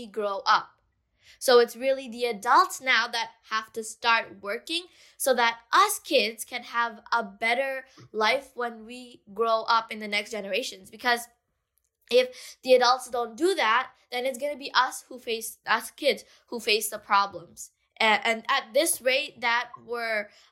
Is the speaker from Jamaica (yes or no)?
no; Bangladesh; my own country, Bangladesh, I'm from Bangladesh